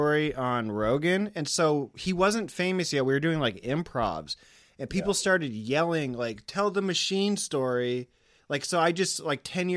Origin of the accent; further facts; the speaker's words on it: Muscatine, Iowa, United States; my hometown of Muscatine, Iowa